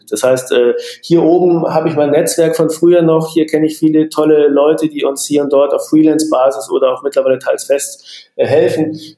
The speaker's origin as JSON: {"language": "German", "town": "Munich", "region": "Bavaria", "country": "Germany", "tie": "born or raised there", "said": "Ich äh, bin Münchner und ähm, gebürtiger Münchner, äh, genauso wie Christoph, der Gründer unserer äh, äh, Firma."}